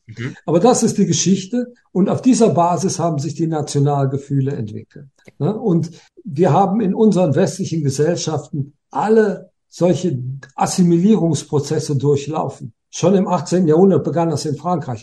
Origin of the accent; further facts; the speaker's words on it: Germany; Bei uns in Deutschland